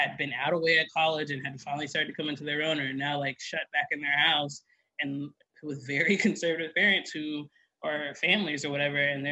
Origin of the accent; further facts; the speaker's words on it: East Coast, United States; I grew up on the East Coast